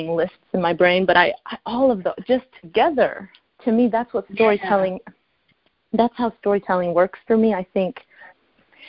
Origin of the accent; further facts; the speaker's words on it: Chicago, Illinois, United States; now in Los Angeles, United States; I live in LA, so I'm from Chicago